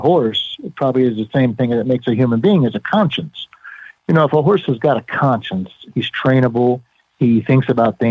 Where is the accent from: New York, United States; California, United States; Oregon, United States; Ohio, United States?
Ohio, United States; growing up in Ohio, as a young boy